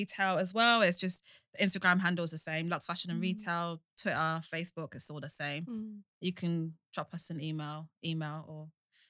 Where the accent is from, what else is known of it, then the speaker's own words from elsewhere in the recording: London, United Kingdom; Like being in London, like growing up in London from, you know, or living here all my life